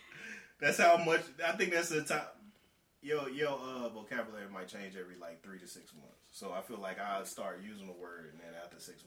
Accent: North Carolina, United States; We're from North Carolina.

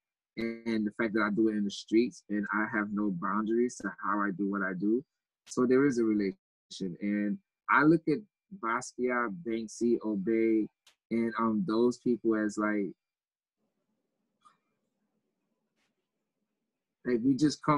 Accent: New York City, New York, United States; also born or lived in Haiti; I grew up in Grosdale, Queens

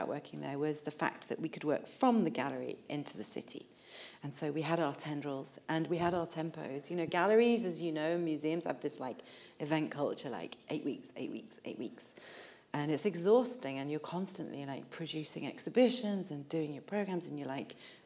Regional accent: Leeds, Yorkshire and the Humber, United Kingdom; now in Liverpool, United Kingdom; I grew up in Leeds, not in Liverpool

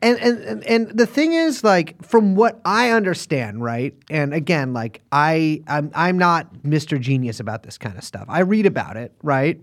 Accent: Texas, United States; my home state of Texas

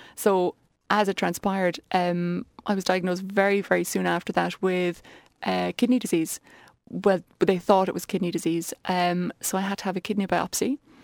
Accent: Ballincollig, Munster, Ireland; moved away as an adult; also born or lived in Dublin; I'm from Ballincollig originally

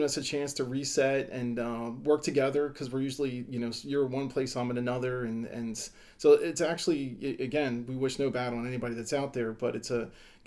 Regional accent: Delaware, United States; I was born and raised in Delaware

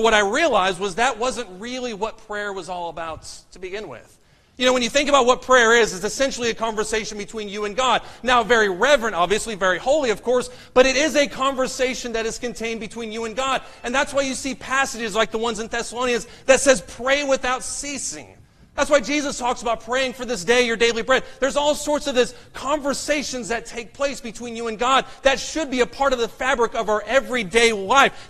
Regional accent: Amarillo, Texas, United States; now in Dallas, United States; I'm actually from Amarillo, which is in deep West Texas, right up there in the Panhandle.

